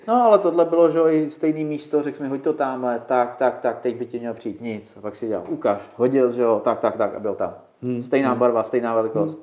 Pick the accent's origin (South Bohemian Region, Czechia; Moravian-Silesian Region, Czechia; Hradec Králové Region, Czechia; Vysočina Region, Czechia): South Bohemian Region, Czechia; u nás v Jižních Čechách